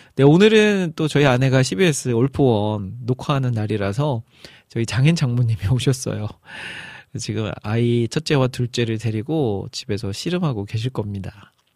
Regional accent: Iksan, North Jeolla, South Korea; moved away; 제 고향, 익산으로 내려가기로 했습니다.

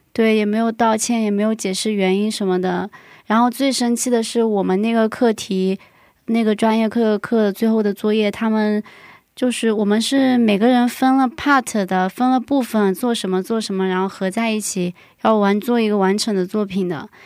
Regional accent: southern China, China; moved away as an adult; now in South Korea; 作为一个南方人

